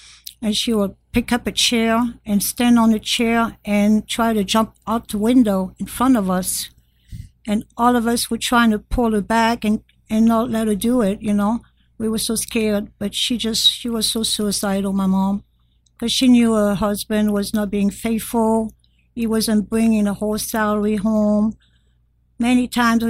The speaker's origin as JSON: {"language": "English", "country": "France", "tie": "born or raised there", "second_language": "English", "moved": "yes", "said": "I was born and raised in France"}